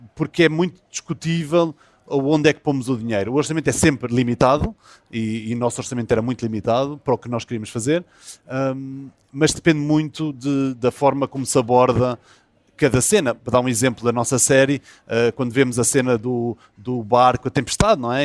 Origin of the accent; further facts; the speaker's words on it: São Miguel, Azores, Portugal; accent: São Miguel (Micaelense); sou de São Miguel e, e, e que com pronúncia, ah, nós miquelenses